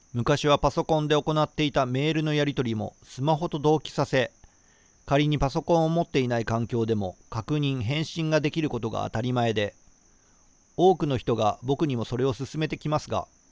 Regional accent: Shiga, Japan; moved away; 滋賀県の、まあ、僕の地元では NHK と東京 FM しか聞こえなかったんですよ

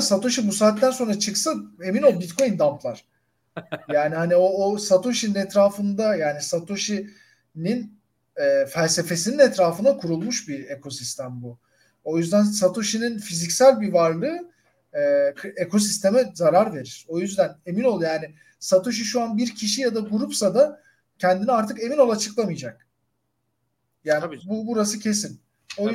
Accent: Turkey; ben de Türk'üm

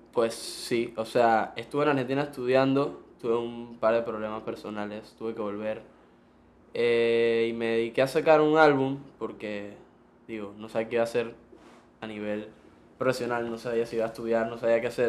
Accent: Panama; Yo nací aquí. Mi papá es argentino, mi mamá es panameña

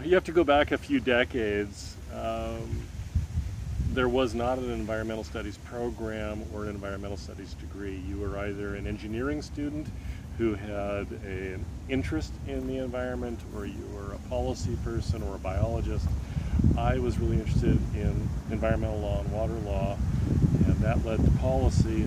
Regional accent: Seattle, Washington, United States; moved away as an adult; now in Methow Valley, United States; I grew up in North Seattle

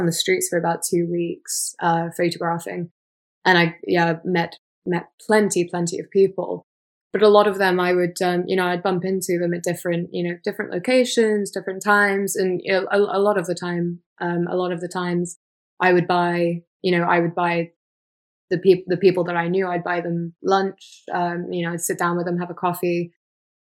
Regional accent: England, United Kingdom; I'm from England

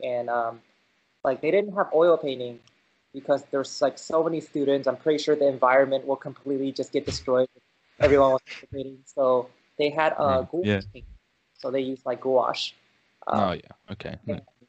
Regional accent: California, United States; also born or lived in China; I was born in China and I came here to California when I was 2. And I stayed here and, you know, grew up here. So like around San Francisco, and then we moved to Silicon Valley

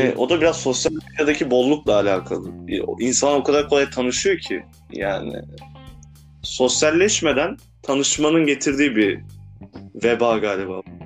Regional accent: Turkey; Ben de Türk'üm

